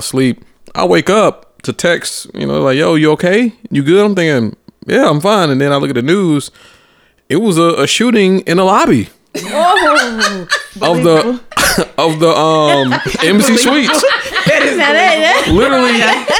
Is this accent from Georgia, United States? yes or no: yes; Atlanta, Georgia, United States; moved away; I'm from Atlanta